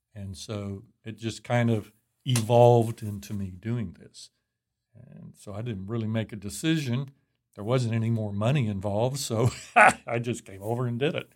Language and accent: English; Fort Worth, Texas, United States; also born or lived in Albuquerque; I'm from Fort Worth. Texas, born here, Harris Hospital